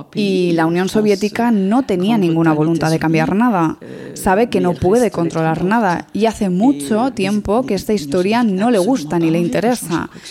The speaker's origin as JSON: {"language": "Spanish", "region": "south of France", "country": "France", "said": "yo soy del sur de Francia"}